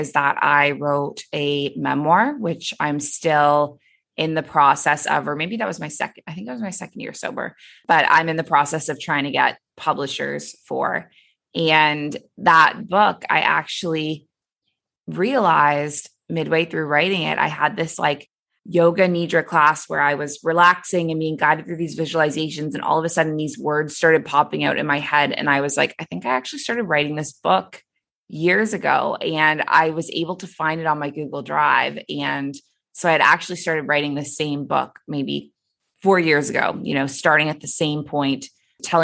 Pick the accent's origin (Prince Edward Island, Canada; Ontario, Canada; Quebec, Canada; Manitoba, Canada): Ontario, Canada; Toronto; moved away as an adult; also born or lived in Abu Dhabi; now in Bali, Indonesia; So I am originally Canadian. I was born and raised in Toronto